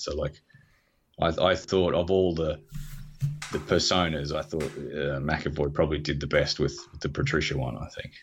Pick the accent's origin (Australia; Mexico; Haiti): Australia; I'm Australian